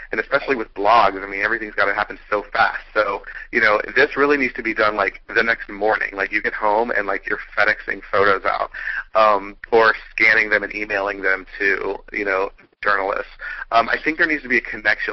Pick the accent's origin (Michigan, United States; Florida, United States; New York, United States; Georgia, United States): Georgia, United States; Atlanta; I'm from Atlanta